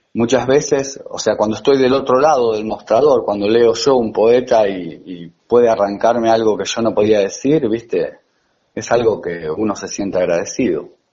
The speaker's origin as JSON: {"language": "Spanish", "town": "La Plata", "region": "Buenos Aires Province", "country": "Argentina", "lives_now": "Manuel B. Gonnet, Argentina", "said": "yo soy del Mondongo, bueno, ahora vivo en Gonet"}